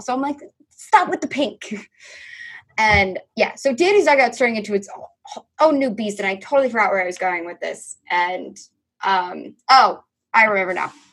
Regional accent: New York, United States; I'm a New Yorker

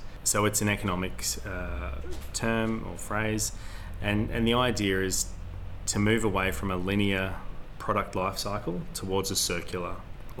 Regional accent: Hazelwood North, Victoria, Australia; now in Warragul, Australia; I grew up on Gunnakurnai Brackalong Clan land in Hazelwood North

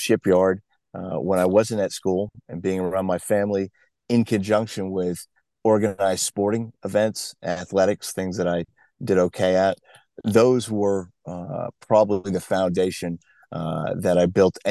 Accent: New England, United States; I grew up in New England. I was born a few years ago back there.

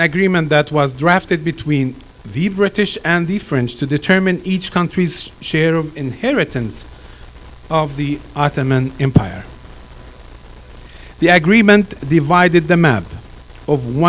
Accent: Gaza Strip, Palestine; now in Canada; I know I'm a Palestinian. I was born in the Gaza Strip

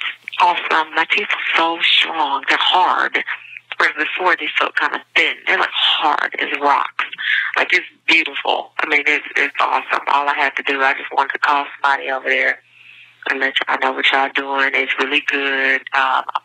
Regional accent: Houston, Texas, United States; I'm from Houston, Texas

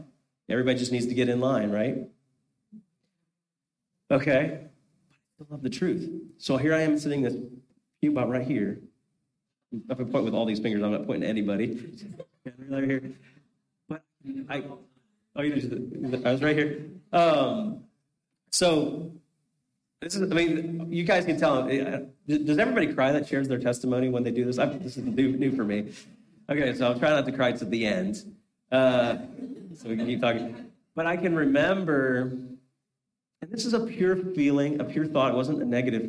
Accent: Holmes County, Ohio, United States; first language Pennsylvania Dutch (Amish); English is a second language; we moved from Holmes County, which is where all the Amish were at the time, and we moved a county over

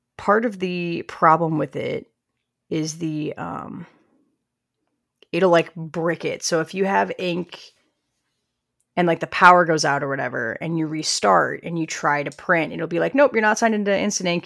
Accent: Midwest, United States; I'm from the Midwest where we have a healthy, healthy amount of unions

